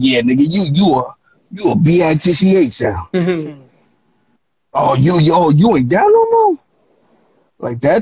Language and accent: English; the Bay Area, California, United States; also born or lived in Mexico; I'm from the Bay, bro.